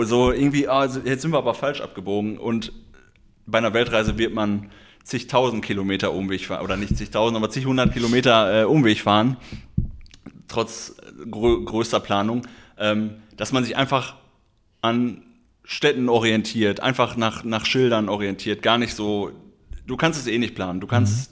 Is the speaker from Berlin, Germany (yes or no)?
no; Schermbeck, North Rhine-Westphalia, Germany; meinen Heimatort Schermeck